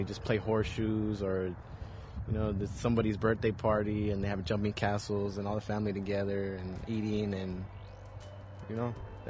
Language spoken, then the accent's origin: English; Tucson, Arizona, United States; Tucson is my hometown, somewhere I was born and raised.